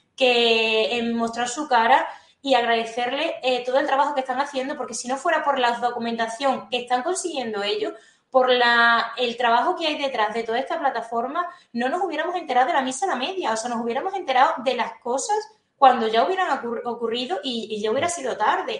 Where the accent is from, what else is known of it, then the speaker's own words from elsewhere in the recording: Alconchel, Extremadura, Spain; como una alconcelera más defendiendo mi pueblo